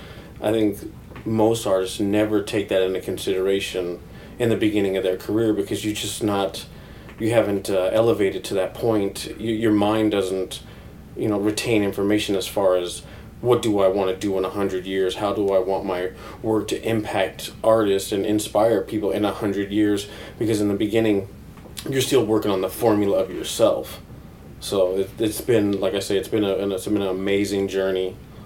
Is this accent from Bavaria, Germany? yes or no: yes; Neustadt an der Aisch, Bavaria, Germany; born there; I was born in Neustadt an der Aisch. I might be saying the name wrong because I'm kind of very Americanized at this point.